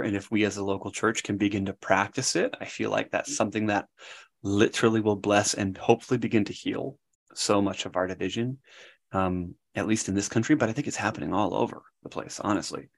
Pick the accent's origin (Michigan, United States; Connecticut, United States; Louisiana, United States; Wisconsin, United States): Wisconsin, United States; moved away; I grew up in Wisconsin and part of a wonderful kind of Christian family